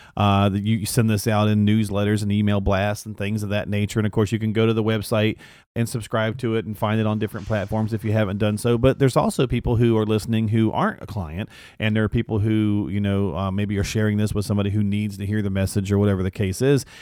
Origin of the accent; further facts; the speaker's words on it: Michigan, United States; now in North Carolina, United States; I'm from Michigan. I used to live not too far, uh, but I'm down in North Carolina now